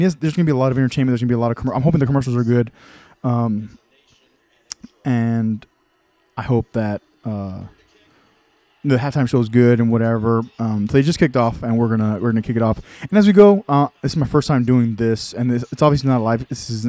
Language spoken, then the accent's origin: English; Texas, United States; I'm from Texas.